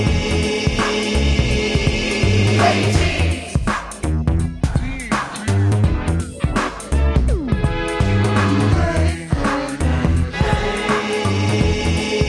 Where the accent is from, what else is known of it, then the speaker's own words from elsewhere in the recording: New Jersey, United States; I'm a southern boy over in New Jersey